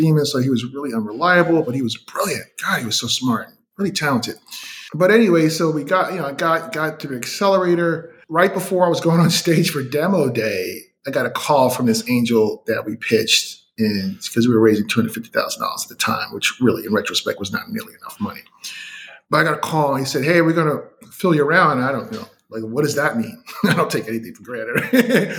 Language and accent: English; New York City, New York, United States; moved away as an adult; also born or lived in Northeast Wisconsin; I'm from Brooklyn, New York. And at the time, I was living in Northeast Wisconsin